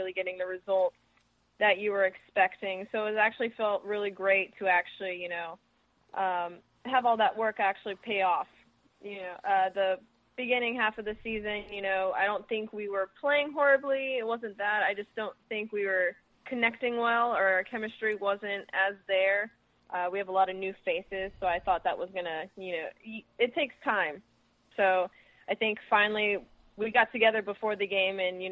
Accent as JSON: {"language": "English", "town": "Las Vegas", "region": "Nevada", "country": "United States", "tie": "born or raised there", "said": "I spent my off season in Las Vegas, which is my hometown"}